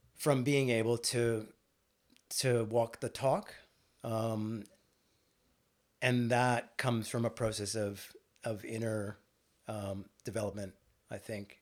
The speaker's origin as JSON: {"language": "English", "region": "northern British Columbia", "country": "Canada", "tie": "born or raised there", "also_born_or_lived": "Vancouver, Canada / Victoria, Canada", "moved": "as an adult", "lives_now": "Australia", "said": "I was born and raised in Canada, uh, to Indian immigrant parents"}